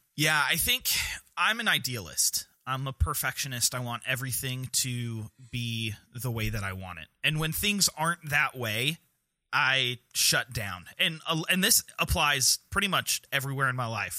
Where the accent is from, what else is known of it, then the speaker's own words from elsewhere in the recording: North Carolina, United States; our great state of North Carolina